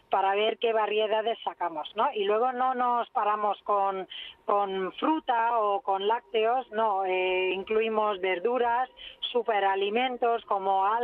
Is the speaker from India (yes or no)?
yes; India; also born or lived in Africa / Europe; soy de origen de la India, pero también me he criado en África, he vivido en Europa y me encanta viajar.